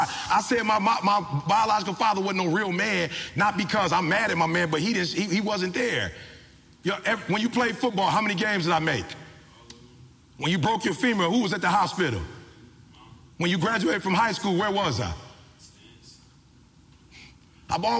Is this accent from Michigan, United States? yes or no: yes; Detroit, Michigan, United States; I'm from the D. My people worked at Ford, GM, and Chrysler